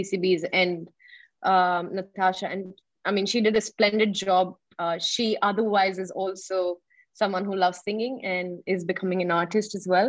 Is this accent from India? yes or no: yes; India; as an Indian